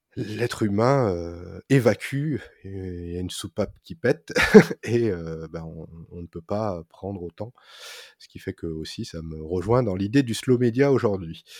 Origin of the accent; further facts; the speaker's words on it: France; en tant que Français